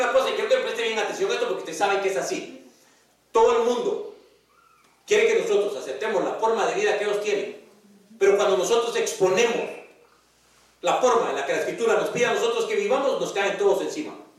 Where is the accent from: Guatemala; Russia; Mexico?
Guatemala; moved away; en mi país, en Guatemala